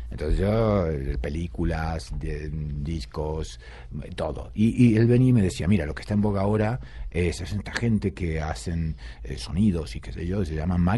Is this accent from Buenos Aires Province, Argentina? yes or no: no; Rosario, Santa Fe, Argentina; born there; also born or lived in Buenos Aires; yo de Rosario, pero digamos que soy de Buenos Aires, porque Rosario nací, pero luego toda mi carrera la hice en, Buenos Aires, todos mis amigos en Buenos Aires, todo, todo allá.